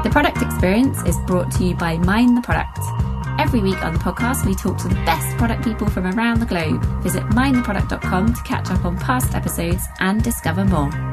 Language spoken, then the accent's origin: English; England, United Kingdom; I being an English person